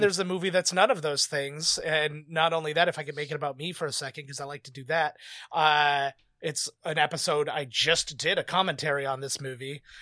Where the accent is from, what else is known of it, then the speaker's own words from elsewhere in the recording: Canada; I'm Canadian